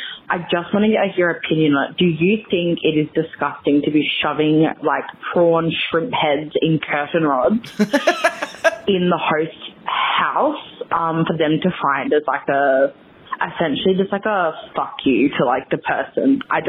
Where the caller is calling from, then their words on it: Perth, Western Australia, Australia; I'm calling in from Australia.